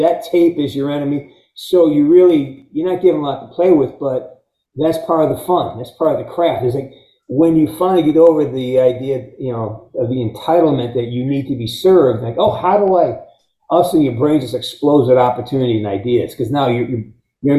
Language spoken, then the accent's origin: English; Pittsfield, Massachusetts, United States; I'm from Western Mass. I'm a Pittsfield guy